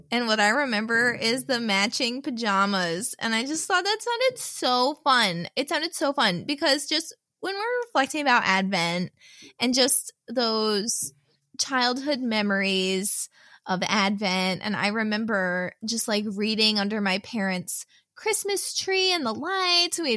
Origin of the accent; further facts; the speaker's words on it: New Jersey, United States; Yes, yeah, I'm from Jersey.